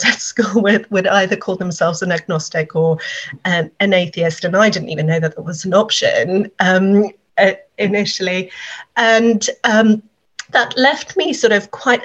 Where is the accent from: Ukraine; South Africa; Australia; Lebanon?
South Africa; now in England; I am a South African originally